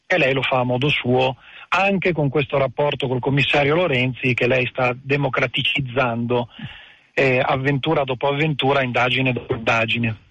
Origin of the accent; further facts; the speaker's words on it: Milan, Lombardy, Italy; now in San Giuliano Milanese, Italy; io sono figlio di migranti meridionali sicuramente, ma sono nato e cresciuto a Milano, a Lambrache, poi al Giambellino